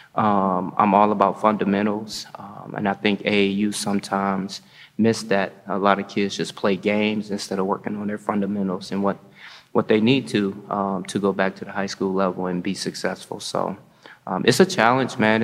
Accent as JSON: {"language": "English", "town": "Gary", "region": "Indiana", "country": "United States", "moved": "yes", "lives_now": "Madison, United States", "said": "I come from Gary, Indiana"}